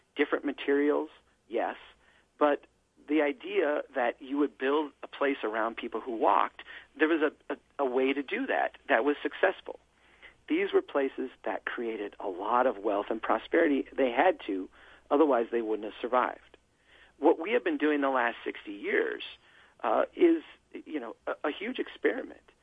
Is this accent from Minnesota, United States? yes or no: yes; Brainerd, Minnesota, United States; here in my hometown